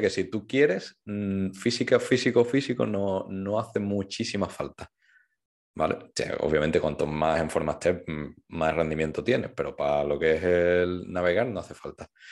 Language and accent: Spanish; Seville, Andalusia, Spain; Yo soy de Sevilla